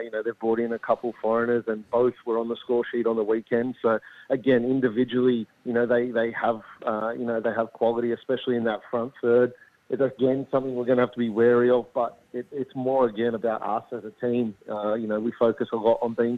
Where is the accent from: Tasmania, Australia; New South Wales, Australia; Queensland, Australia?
New South Wales, Australia; Sydney; moved away as an adult; now in Adelaide, Australia